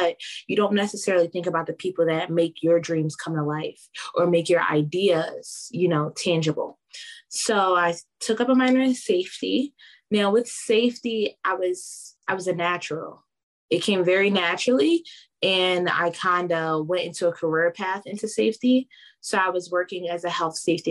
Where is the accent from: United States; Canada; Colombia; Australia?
United States; Philadelphia, Pennsylvania; also born or lived in Lancaster, Pennsylvania; I'm originally from Philadelphia